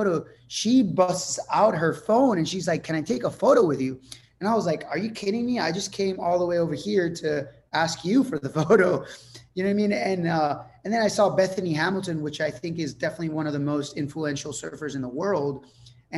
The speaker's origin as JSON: {"language": "English", "country": "Puerto Rico", "first_language": "Spanish", "second_language": "English", "said": "I'm from Puerto Rico. We live on a super small island"}